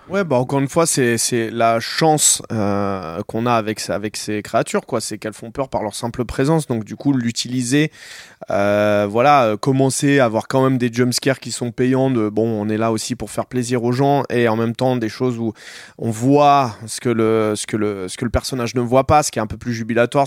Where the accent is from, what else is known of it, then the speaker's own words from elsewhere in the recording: Noisy-le-Grand, Île-de-France, France; j'ai grandi, j'ai grandi à Noisy